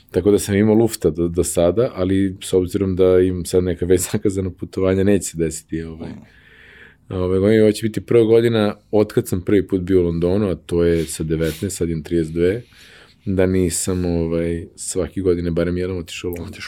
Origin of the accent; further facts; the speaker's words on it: Novi Sad, Vojvodina, Serbia; also born or lived in Lugano, Switzerland; Ja sam iz Vojvodine, ja sam iz Novog Sada. Moji su iz Kikinda, mislim, Ćale, Keva je iz Novog Sada, njen otac iz Renjenja.